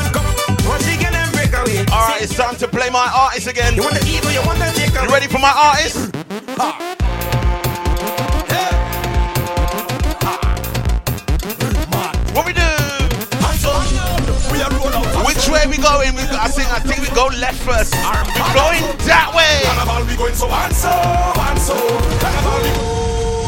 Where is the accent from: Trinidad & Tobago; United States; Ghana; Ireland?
Trinidad & Tobago; I'm from Trinidad and Tobago